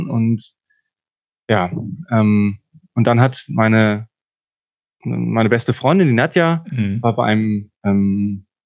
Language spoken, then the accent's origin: German; Herford, North Rhine-Westphalia, Germany; Ja, ich komme nicht aus der Mosel oder von der Mosel hast du recht. Ich bin eigentlich aus Herford, also aus Bielefeld und ich bin eigentlich waschechter Ostwestfale.